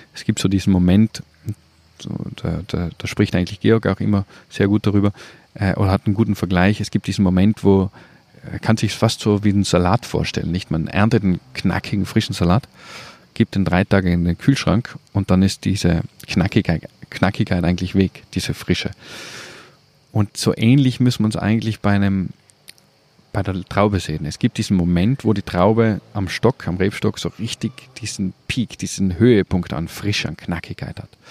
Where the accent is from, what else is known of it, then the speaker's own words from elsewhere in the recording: South Tyrol, Trentino-Alto Adige, Italy; bin aus Südtirol